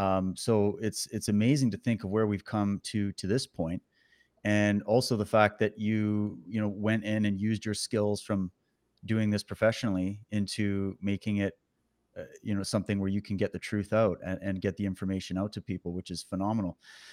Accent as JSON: {"language": "English", "region": "Ontario", "country": "Canada", "tie": "born or raised there", "also_born_or_lived": "Alberta / Saskatchewan", "said": "I was born in Alberta, raised in Ontario, then Saskatchewan. And then I've been all over."}